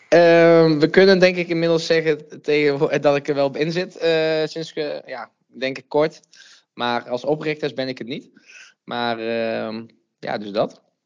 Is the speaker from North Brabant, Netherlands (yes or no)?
yes; Uden, North Brabant, Netherlands; now in Nijmegen, Netherlands; Oorspronkelijk kom ik uit Uden, een klein dorpje in het zuidoosten van Brabant